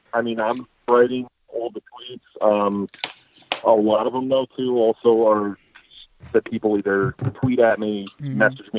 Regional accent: Albany, New York, United States; growing up in Albany, we're kind of right in a melting pot of Giants, Jets, and Bills. We're 3 hours from MetLife, and we're 4 hours from Buffalo.

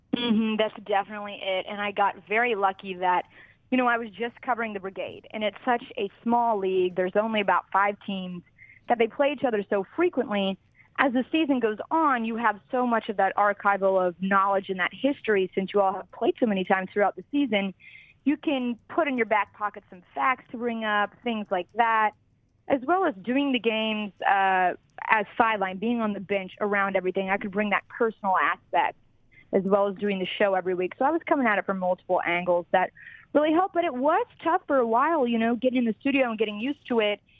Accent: Kentucky, United States; moved away; growing up in Kentucky

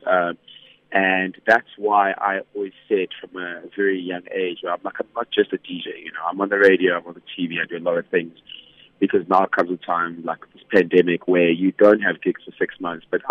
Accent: Vanderbijlpark, Gauteng, South Africa; moved away as an adult; now in Johannesburg, South Africa; born and bred in Vanderbilt Park in the Vaal. Moved to Johannesburg 2011 after matric.

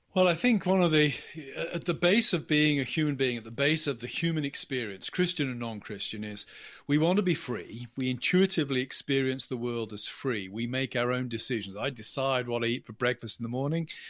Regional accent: England, United Kingdom; accent: English; now in United States; As you can tell from my accent, I, I'm English, not American

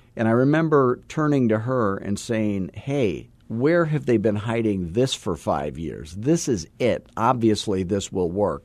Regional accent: Scottsdale, Arizona, United States; I am from Scottsdale, Arizona

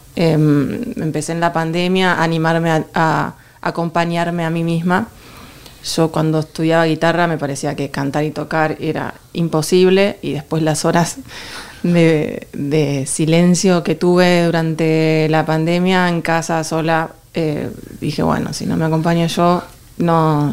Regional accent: Buenos Aires, Argentina; moved away as an adult; now in Madrid, Spain; siendo de Buenos Aires

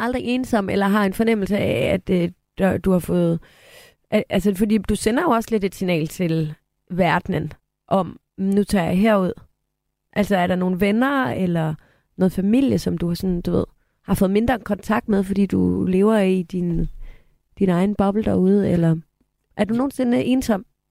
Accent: Aarhus, Central Denmark Region, Denmark; moved away as an adult; now in Copenhagen, Denmark; jeg er fra Aarhus og elsker at komme hjem til Aarhus

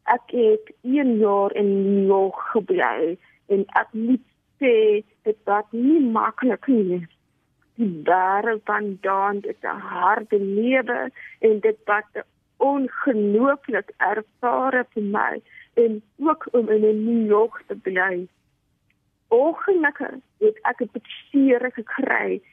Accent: Cape Town, Western Cape, South Africa; Ek is gebore in Kaap. Ek was in Dennapat skool

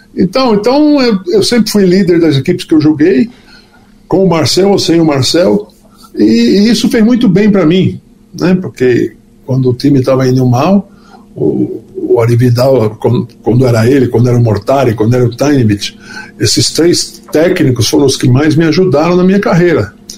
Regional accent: Natal, Rio Grande do Norte, Brazil; nasci em Natal

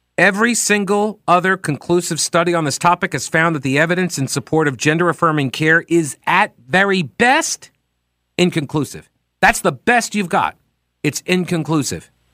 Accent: Long Island, New York, United States; I was born on Long Island

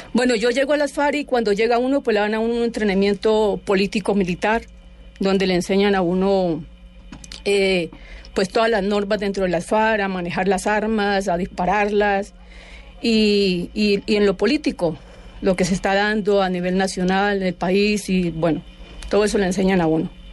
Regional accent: Palestina, Huila, Colombia; Yo soy de Palestina, yo nací en, en Palestina, Huila

